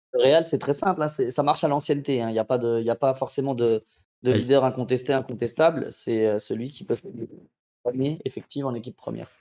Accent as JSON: {"language": "French", "country": "Spain", "said": "Je suis espagnol"}